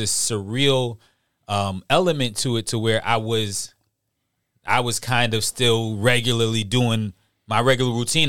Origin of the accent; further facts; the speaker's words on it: New York, United States; moved away; also born or lived in Charleston, South Carolina; I'm from New York, so we're down here at that time and, you know, being from New York.